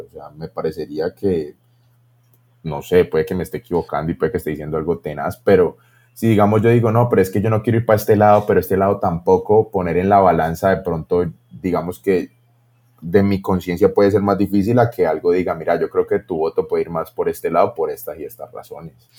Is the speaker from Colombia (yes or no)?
yes; Colombia; todos somos aquí colombianos